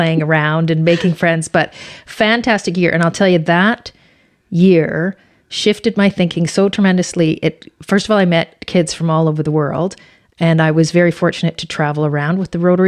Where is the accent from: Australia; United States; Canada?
Canada; Powell River, British Columbia; also born or lived in Finland; I'm born here in Powell River and I have a large family, an extended family in the community.